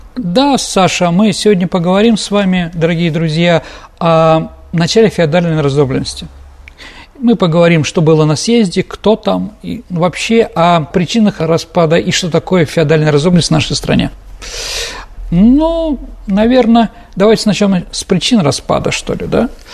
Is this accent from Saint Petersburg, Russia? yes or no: yes; Saint Petersburg, Russia; как петербуржец, как ученик исторического факультета